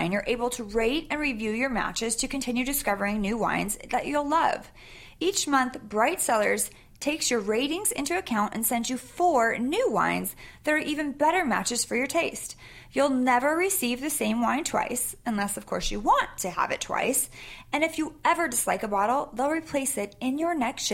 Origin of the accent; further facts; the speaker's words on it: Sacramento, California, United States; I grew up in Sacramento